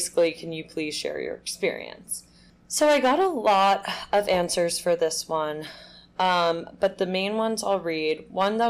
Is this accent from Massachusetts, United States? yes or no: no; New York City, New York, United States; We both grew up in New York City, knew each other in high school.